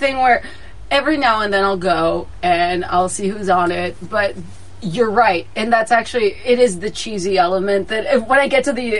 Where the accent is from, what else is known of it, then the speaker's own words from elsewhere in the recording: Texas, United States; moved away; I was born and raised in Texas. I love me some Texas. So, yes, even though I haven't lived in Texas in years, my family still lives there.